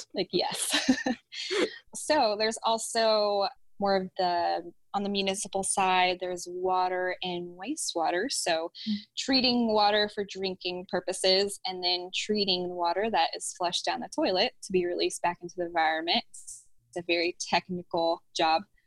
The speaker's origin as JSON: {"language": "English", "town": "Houston", "region": "Texas", "country": "United States", "tie": "born or raised there", "said": "And I grew up in Houston. So I went back to Houston"}